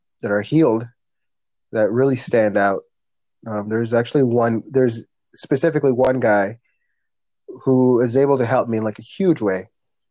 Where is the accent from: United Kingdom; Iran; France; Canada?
Canada; first language English; my first language is English. I was raised here in Canada.